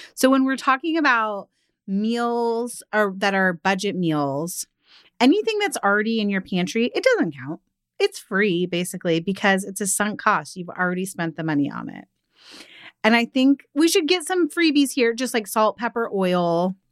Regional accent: outside of Seattle, Washington, United States; growing up outside of Seattle

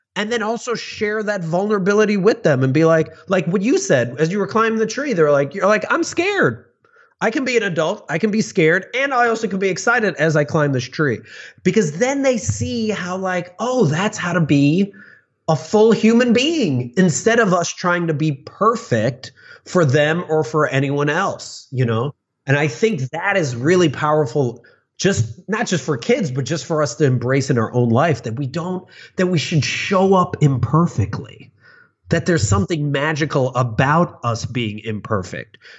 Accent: suburbs of Chicago, Illinois, United States; I grew up in the suburbs of Chicago

